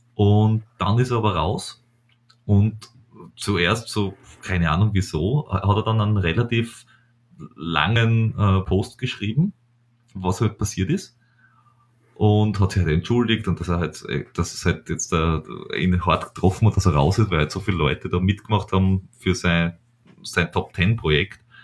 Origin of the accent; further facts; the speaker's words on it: Styria, Austria; ich als Steirer